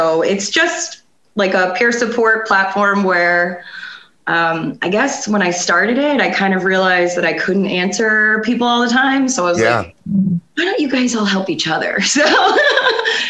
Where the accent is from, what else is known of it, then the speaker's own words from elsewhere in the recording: South Florida, United States; now in Pennsylvania, United States; I grew up in South Florida